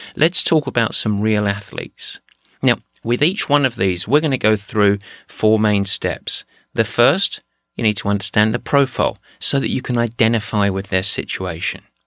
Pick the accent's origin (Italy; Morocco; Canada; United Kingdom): United Kingdom; England; moved away; my home country, England